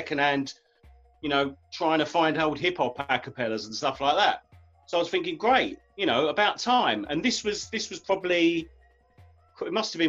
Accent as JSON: {"language": "English", "town": "Romford", "region": "London", "country": "United Kingdom", "said": "Yeah, well, first time I came in, because obviously I'm from Romford."}